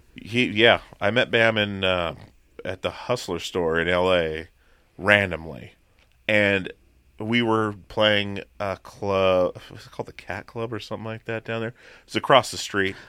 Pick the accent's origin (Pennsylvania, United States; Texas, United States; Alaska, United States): Alaska, United States; Petersburg; born or raised there; also born or lived in Long Beach, Washington